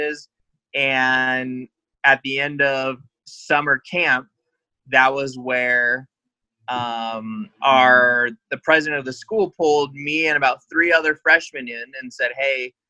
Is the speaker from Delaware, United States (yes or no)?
no; Temecula, California, United States; moved away; also born or lived in Idaho; I'm from Temecula, California, which for some who don't know, it's Southern California, about an hour north of San Diego